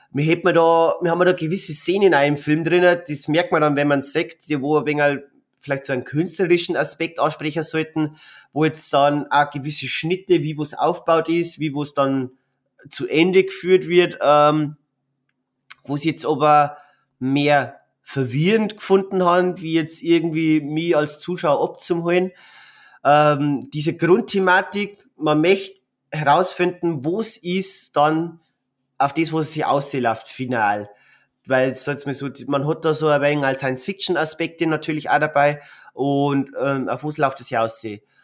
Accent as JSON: {"language": "German", "region": "Bavaria", "country": "Germany", "said": "bei uns in Bayern"}